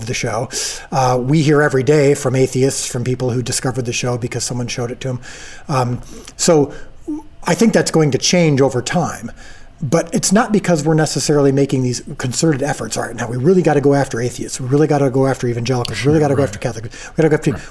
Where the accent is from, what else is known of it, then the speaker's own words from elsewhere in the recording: Illinois, United States; I'm from Illinois.